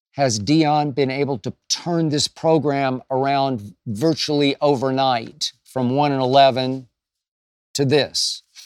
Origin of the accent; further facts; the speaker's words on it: Oklahoma City, Oklahoma, United States; my hometown of Oklahoma City, Oklahoma, and Heritage Hall High School